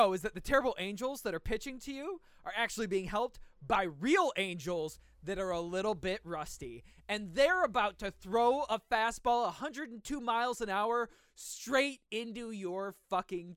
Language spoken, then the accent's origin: English; United States; We're American